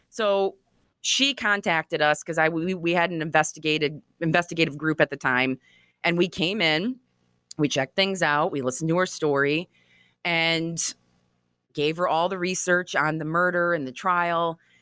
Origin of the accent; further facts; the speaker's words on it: Grand Haven, Michigan, United States; growing up in Grand Haven, Michigan